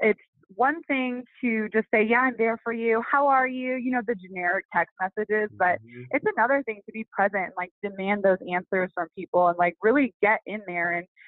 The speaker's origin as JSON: {"language": "English", "region": "Midwest", "country": "United States", "also_born_or_lived": "Toronto", "moved": "yes", "lives_now": "Las Vegas, United States", "said": "I'm from the Midwest"}